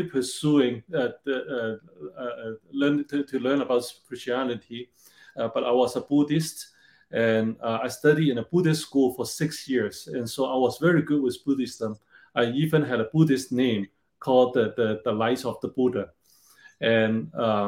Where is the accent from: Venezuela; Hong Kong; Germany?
Hong Kong; moved away as an adult; also born or lived in China / Hawaii; I was born in China during the Cultural Revolution. So quite different than today. And later, I grew up in Hong Kong